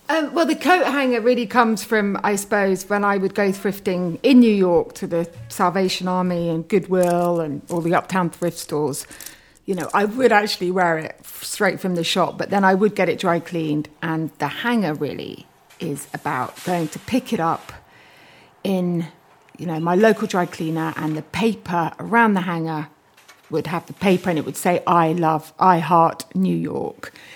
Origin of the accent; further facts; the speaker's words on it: Bath, South West England, United Kingdom; I grew up in Bath and near Bath, actually, in Somerset, near, actually just outside Bruton